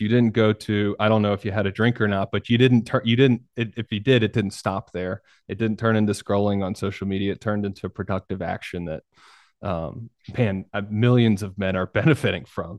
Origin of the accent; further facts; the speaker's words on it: New York, United States; I was born in New York and I got a bunch of family in New York